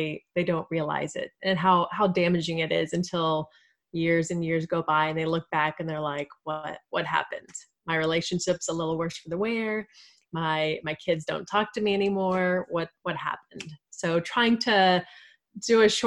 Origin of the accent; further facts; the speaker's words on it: Texas, United States; I am a Texan. I've born and raised. I've always lived here.